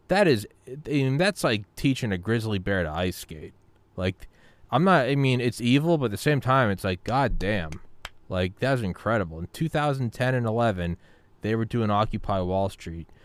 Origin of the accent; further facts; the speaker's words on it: New England, United States; moved away; also born or lived in Georgia; I lived in Georgia for fifteen years, but I'm from New England